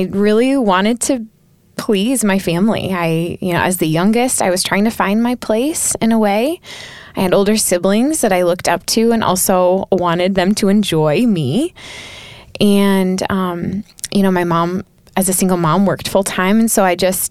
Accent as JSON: {"language": "English", "region": "Southwest Michigan", "country": "United States", "tie": "born or raised there", "said": "I'm from Southwest Michigan originally"}